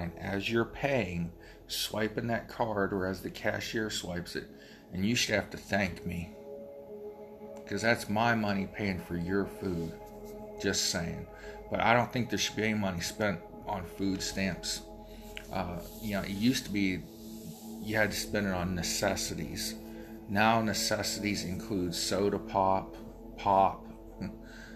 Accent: Appalachia and the Rust Belt, United States; I'm from Appalachia and the Rust Belt, so my area's got a double whammy against it

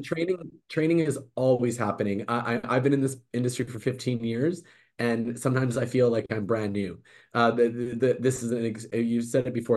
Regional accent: Vancouver, British Columbia, Canada; I was born and raised in Vancouver

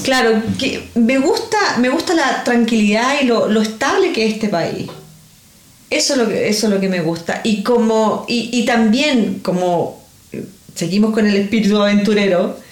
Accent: Chile; moved away as an adult; now in Australia; yo soy de Chile, yo emigré aquí

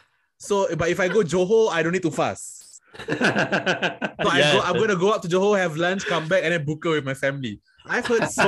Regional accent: Singapore; I am from Singapore.

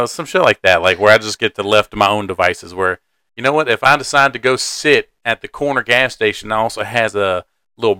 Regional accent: the South, United States; I grew up in the South

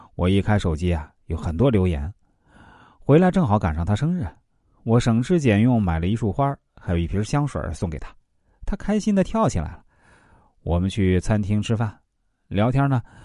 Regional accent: China; moved away as an adult; now in Irkutsk, Russia; 我是中国人

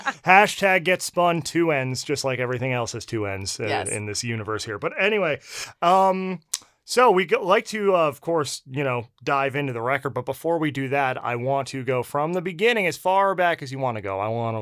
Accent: New Jersey, United States; Yeah, I can say this being from the Northeast, what a difference between the West Coast and Northeast. I'm from New Jersey.

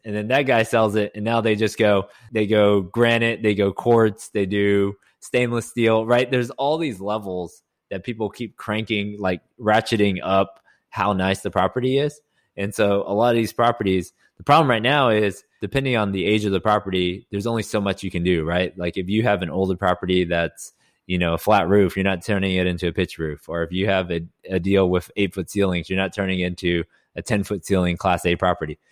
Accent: Houston, Texas, United States; also born or lived in Austin; born and raised in Houston, went to school in Austin at U T

